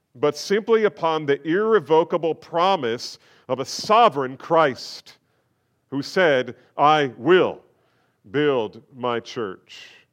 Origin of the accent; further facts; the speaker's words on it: United States; we face as American believers